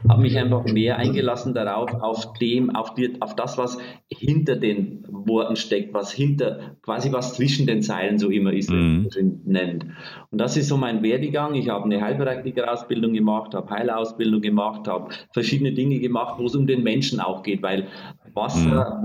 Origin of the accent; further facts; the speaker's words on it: Bavarian Forest, Germany; accent: Bavarian; Also ich komme ursprünglich aus Bayern, aus dem Bayerischen Wald, bin sehr einfach aufgewachsen